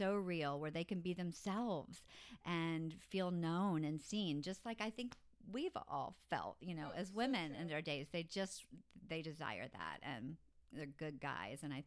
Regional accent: Orlando, Florida, United States; I was born and raised in Orlando, still in Orlando

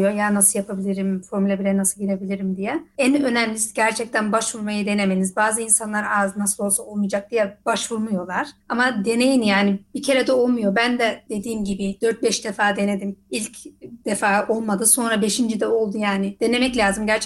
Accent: Isparta, Turkey; now in Netherlands; Ben Ispartalıyım.

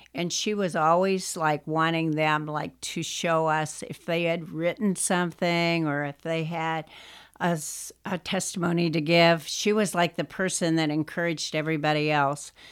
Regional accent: Pennsylvania, United States; moved away; also born or lived in Wisconsin; when I was growing up in Pennsylvania

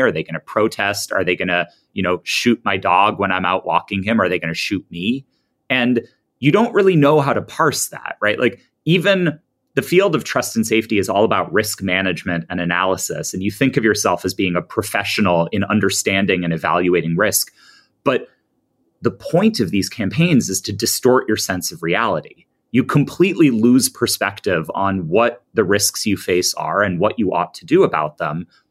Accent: United States; I'm an American

